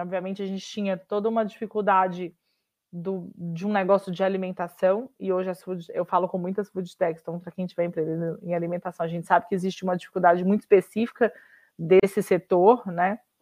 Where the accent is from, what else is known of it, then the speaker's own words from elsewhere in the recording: Minas Gerais, Brazil; sou mineira e advogada de formação